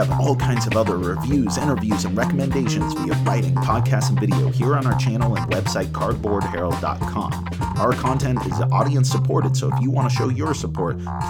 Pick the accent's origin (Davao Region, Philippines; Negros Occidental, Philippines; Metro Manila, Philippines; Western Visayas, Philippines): Metro Manila, Philippines; Manila; born there; also born or lived in New Delhi, India; I was born in Manila, Philippines. I lived in New Delhi, India for a while.